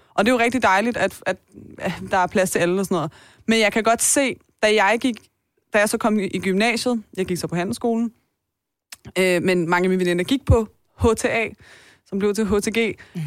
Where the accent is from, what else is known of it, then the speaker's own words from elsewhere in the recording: Taastrup, Capital Region of Denmark, Denmark; jeg er jo vokset op på Vestegnen